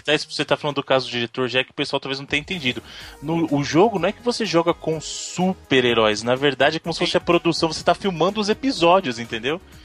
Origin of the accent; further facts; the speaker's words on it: Brazil; eu sou do Brasil, de novo, né, eu sou do Brasil